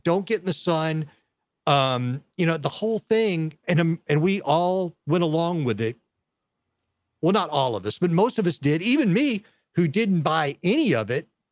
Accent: Texas, United States; I'm a guy from Texas

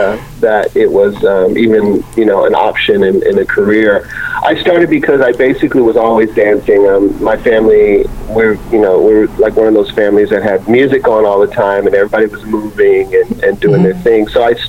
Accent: Ohio, United States; moved away; also born or lived in Montreal; it was a local, smaller contemporary company in my home state of Ohio

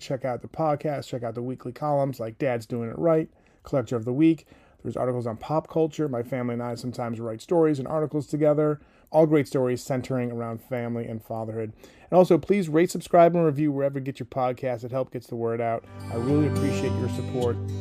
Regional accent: New Hampshire, United States; Growing up in New Hampshire

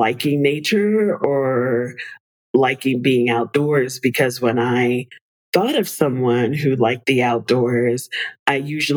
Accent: New York City, New York, United States; I was born in the Bronx, and they spent a lot of time when I was a kid getting us out into nature, even though we were in the middle of one of the biggest cities in the world

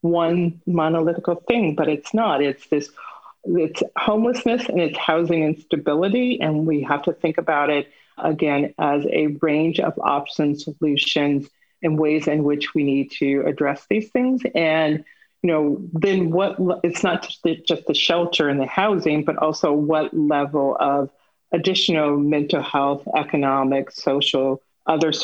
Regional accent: Los Angeles, California, United States; I am a native Angeleno. So I was born here in Los Angeles and South Los Angeles in particular

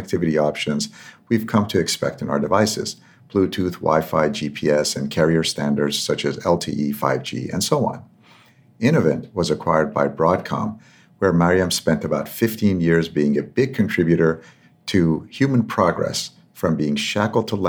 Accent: Tehran, Tehran Province, Iran; moved away; where I grew up in Tehran, there was a church

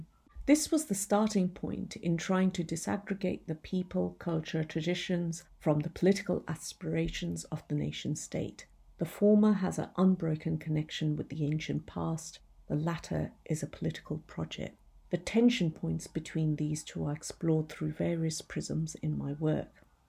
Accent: Punjab, Pakistan; born there; moved away; I was born in the Punjab, though I have spent much of my life living outside.

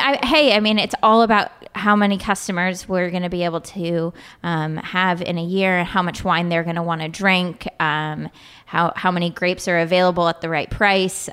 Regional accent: Sausalito, California, United States; I grew up in Sausalito, California

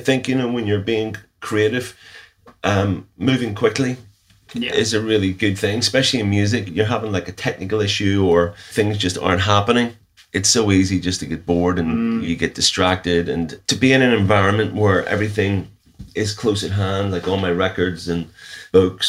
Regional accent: Northern Ireland, United Kingdom; growing up in the Troubles, I was actually spending a lot of time watching films. A lot of time you just weren't allowed out

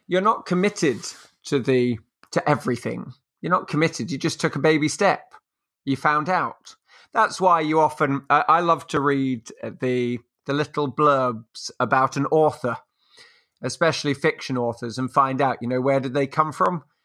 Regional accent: England, United Kingdom; also born or lived in France; I'm English. I live in England

